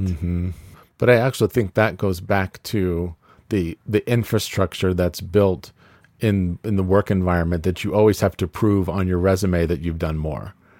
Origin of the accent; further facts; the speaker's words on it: California, United States; moved away as an adult; also born or lived in New York; I grew up in California